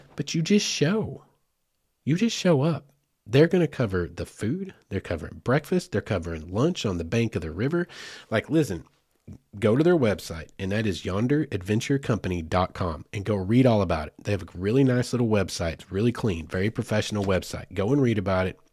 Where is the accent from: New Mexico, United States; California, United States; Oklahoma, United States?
Oklahoma, United States; Southeast; I grew up in Southeast Oklahoma